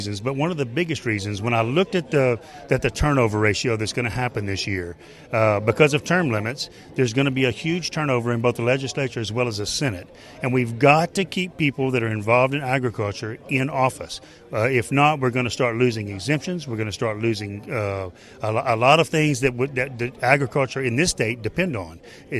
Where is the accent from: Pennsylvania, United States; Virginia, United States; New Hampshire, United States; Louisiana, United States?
Louisiana, United States; Lacassine; I'm from Lacassine, Louisiana